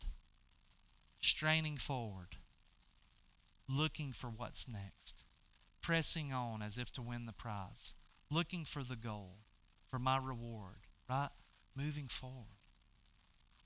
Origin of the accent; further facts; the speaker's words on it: the South, United States; we grew up in the South in a religious environment